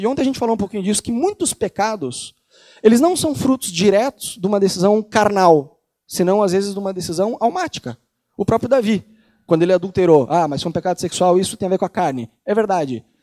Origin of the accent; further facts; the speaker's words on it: Brazil; moved away as an adult; also born or lived in Rio de Janeiro; now in Buenos Aires, Argentina; Eu nasci no Brasil, sou brasileiro